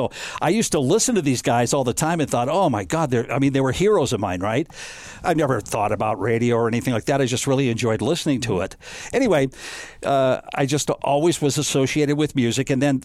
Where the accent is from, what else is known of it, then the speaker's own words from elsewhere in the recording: Rapid City, South Dakota, United States; also born or lived in Nebraska; I grew up in Rapid City, right?